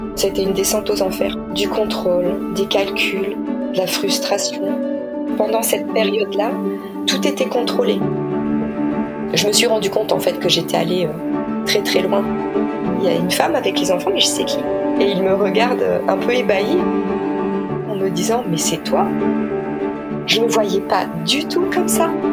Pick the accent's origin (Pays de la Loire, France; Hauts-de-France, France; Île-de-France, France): Hauts-de-France, France; Nord-Pas-de-Calais; Je viens du Nord-Pas-de-Calais